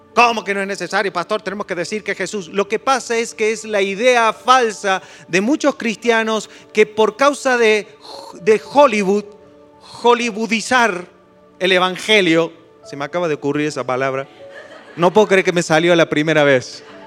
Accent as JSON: {"language": "Spanish", "country": "Argentina", "said": "yo me siento argentino, pero es una casualidad que sea argentino"}